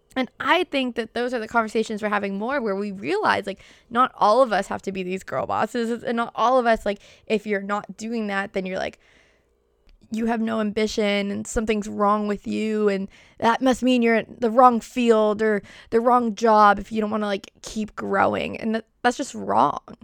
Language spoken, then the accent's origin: English; Boston, Massachusetts, United States; accent: Boston; my Boston accent